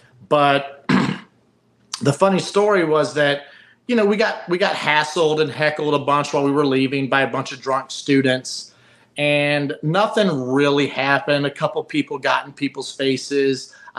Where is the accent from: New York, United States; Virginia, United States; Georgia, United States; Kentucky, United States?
Virginia, United States; when I say I'm from Virginia, at some point, it could be 30 minutes down the road, it could be 30 days, it could be 2 months, it could be 3 years.